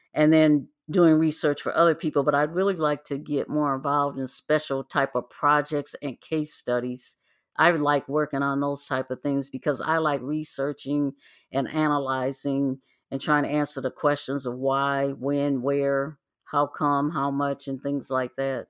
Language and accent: English; Midwest, United States; moved away; I was born and raised in the Midwest